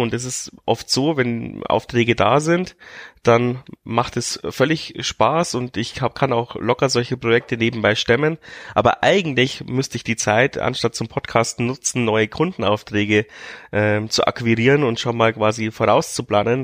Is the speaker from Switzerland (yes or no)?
no; Regensburg, Bavaria, Germany; als Regensburger